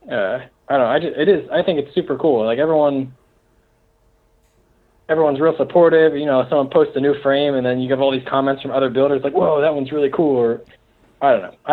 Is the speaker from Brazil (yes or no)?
no; Germany; Like, "Oh, thanks, buddy. I'm from Germany," and it's like, "Oh, cool."